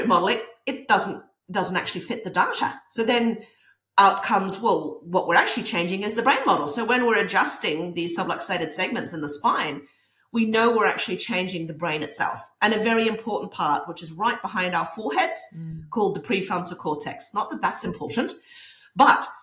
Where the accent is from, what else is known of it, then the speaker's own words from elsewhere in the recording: Norway; now in New Zealand; I grew up in Norway, so that's why I'm over here in Norway.